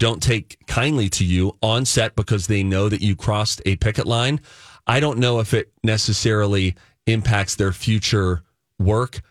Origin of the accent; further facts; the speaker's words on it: Natrona Heights, Pennsylvania, United States; also born or lived in Springdale, Pennsylvania; now in Minnesota, United States; I'm from Natrona Heights